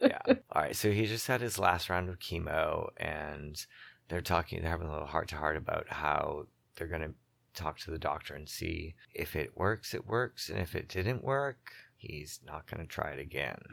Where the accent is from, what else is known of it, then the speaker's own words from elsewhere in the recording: Boston, Massachusetts, United States; I'm from Boston